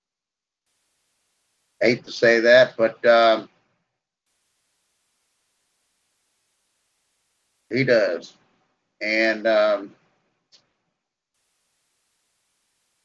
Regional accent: United States; I'm an American patriot

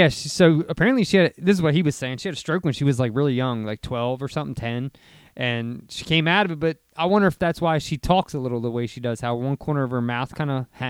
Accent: Delaware, United States; we are from Delaware

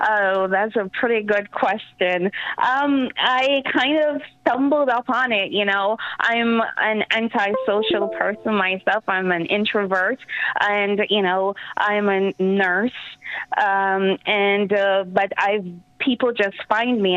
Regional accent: Jamaica; now in New York, United States; I'm from Jamaica, Yemen, the island of Jamaica, and I've been on my own since I was 14

